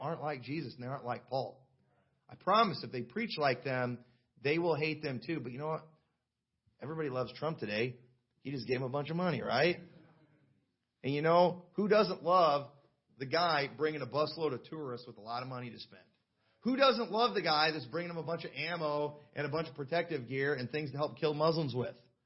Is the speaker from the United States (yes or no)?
yes; United States; I was born in the United States